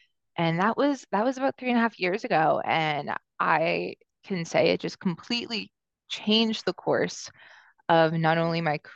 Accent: Atlanta, Georgia, United States; also born or lived in Los Angeles, California; now in New York City, United States; I'm originally from Atlanta, Georgia, and I moved to New York City from Los Angeles about 6 years ago.

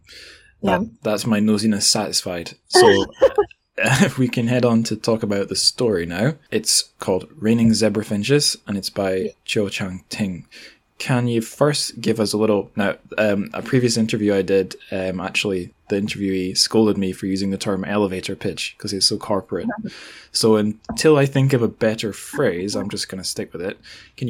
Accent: Scotland, United Kingdom

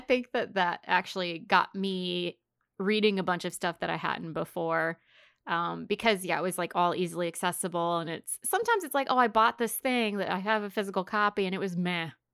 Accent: the South, United States; we're from the South, so we use bless, bless their hearts

